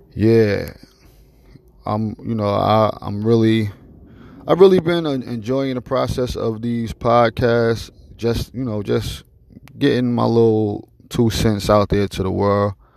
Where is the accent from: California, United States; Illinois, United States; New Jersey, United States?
New Jersey, United States; Newark; I'm from Newark, New Jersey